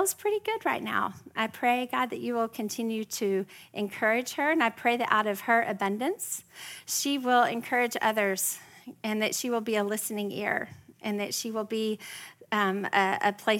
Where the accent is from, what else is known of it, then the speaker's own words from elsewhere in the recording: West Texas, United States; now in Frisco, Texas, United States; I'm not just from Texas, I'm from West Texas